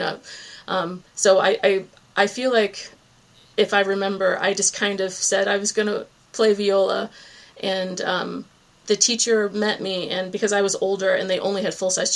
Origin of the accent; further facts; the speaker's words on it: Virginia Beach, Virginia, United States; moved away as an adult; also born or lived in New England; now in Cape Cod, Massachusetts, United States; my hometown, Virginia Beach, Virginia